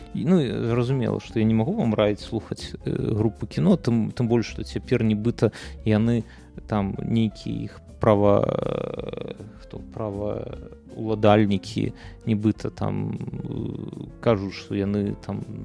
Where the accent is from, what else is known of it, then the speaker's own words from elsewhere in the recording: Belarus; мы беларусы